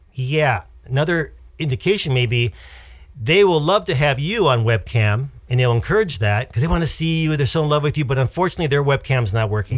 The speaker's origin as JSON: {"language": "English", "region": "Wisconsin", "country": "United States", "tie": "born or raised there", "moved": "yes", "said": "the Midwest, Wisconsin, where my my family lives"}